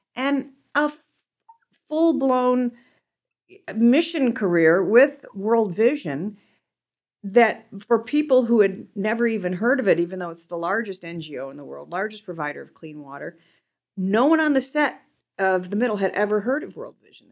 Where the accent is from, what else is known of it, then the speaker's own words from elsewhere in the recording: Cleveland, Ohio, United States; growing up in Cleveland, everybody's there really ni-, everybody there is really nice